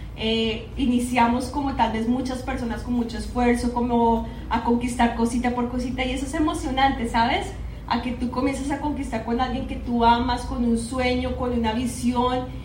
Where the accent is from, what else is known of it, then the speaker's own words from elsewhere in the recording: Bogotá, Colombia; moved away as an adult; yo soy de Bogotá, Colombia. Allá, pues de mis orígenes, 34 años estuve allá viviendo en esa ciudad